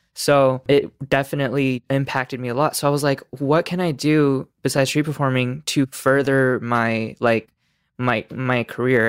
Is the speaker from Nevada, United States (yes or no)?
yes; Las Vegas, Nevada, United States; I'm back in Vegas, my hometown